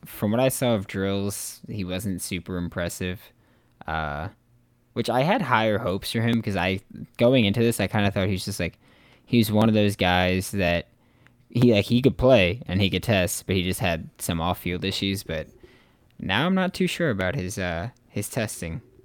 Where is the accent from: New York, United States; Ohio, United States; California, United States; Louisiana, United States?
New York, United States; I'm from New York.